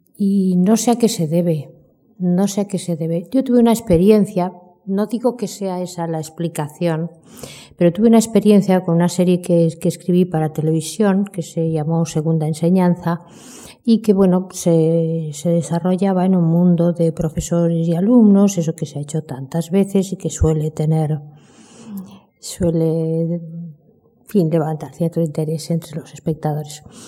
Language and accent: Spanish; Buenos Aires, Argentina; now in Spain; nací en Buenos Aires